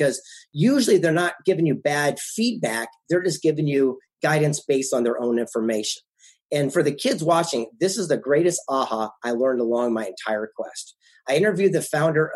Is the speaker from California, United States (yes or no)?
yes; San Diego, California, United States; also born or lived in Del Mar, California / Carlsbad, California; The mean streets of San Diego, California, West Coast, down in Del Mar